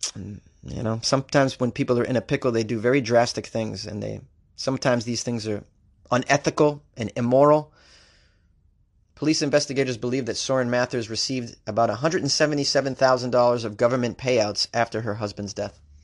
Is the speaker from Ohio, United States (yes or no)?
no; Boston, Massachusetts, United States; accent: Boston; I was raised in Boston